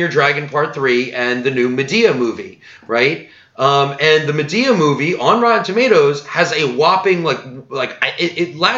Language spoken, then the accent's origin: English; New Jersey, United States; I'm from New Jersey